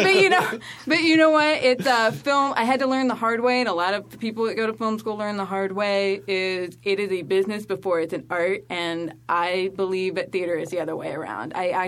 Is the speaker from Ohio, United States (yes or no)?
no; Arkansas, United States; now in New York, United States; I am originally from Arkansas, so that makes me interesting wilderness. And not much else. but I am from the South, and then, you know, I escaped. And now I'm in New York